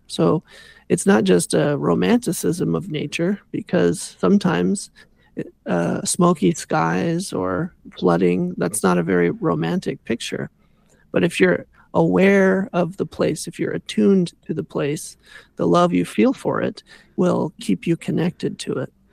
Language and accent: English; Southern California, United States; now in Canada; when I was growing up in Southern California